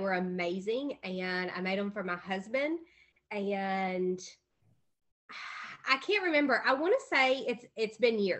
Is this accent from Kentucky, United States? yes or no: yes; Kentucky, United States; Born and raised in Kentucky and still here. Probably here till the day I die.